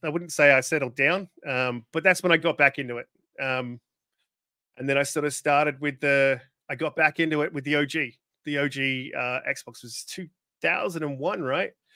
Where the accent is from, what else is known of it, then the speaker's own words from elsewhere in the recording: Australia; I'm Australian